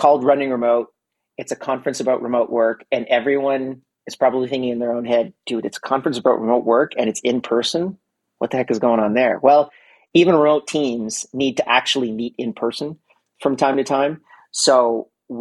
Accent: Montreal, Quebec, Canada; Montreal, Canada, which is my hometown

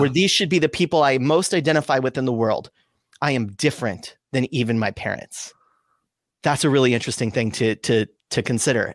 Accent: Southern California, United States; also born or lived in Sonoma County, California; I grew up in Southern California.

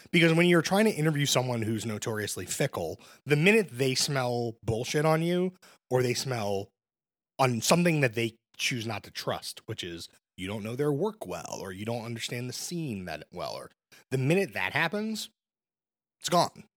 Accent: Brooklyn, New York, United States; I'm born and raised in Brooklyn.

